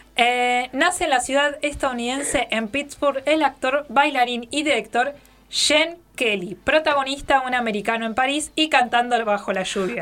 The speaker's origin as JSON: {"language": "Spanish", "region": "Neuquén", "country": "Argentina", "said": "esa es la flor provincial nuestra"}